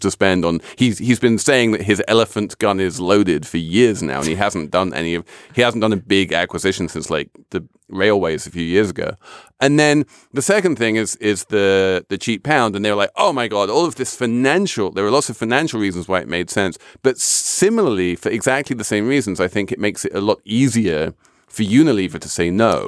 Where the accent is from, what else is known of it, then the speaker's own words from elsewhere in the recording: England, United Kingdom; moved away as an adult; now in United States; I'm English. I know this system very well, and I was shocked when I moved to the U S